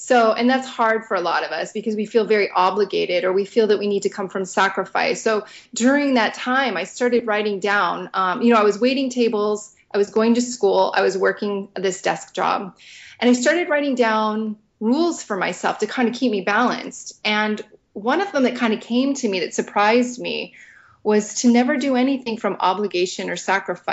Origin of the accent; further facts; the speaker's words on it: Southern California, United States; I worked at Disneyland because I grew up in Southern California